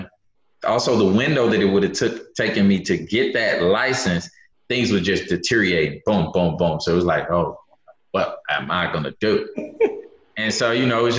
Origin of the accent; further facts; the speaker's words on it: Memphis, Tennessee, United States; now in Houston, United States; I'm from Memphis, Memphis, Tennessee, originally. Born and raised